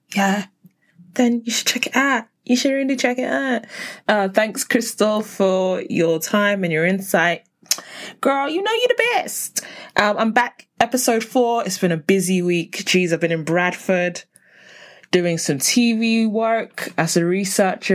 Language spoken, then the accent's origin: English; London, United Kingdom; I grew up in South London. So, you know, gotta keep it South London.